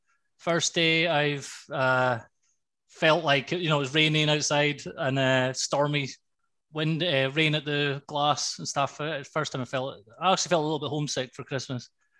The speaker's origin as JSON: {"language": "English", "region": "Scotland", "country": "United Kingdom", "also_born_or_lived": "Highlands, Scotland", "moved": "yes", "lives_now": "Cyprus", "said": "I'm Scottish"}